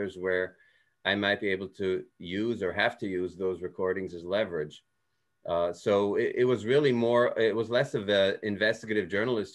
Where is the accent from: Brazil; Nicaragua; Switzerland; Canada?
Switzerland; moved away; I grew up in Switzerland and Swiss German is kind of a dialect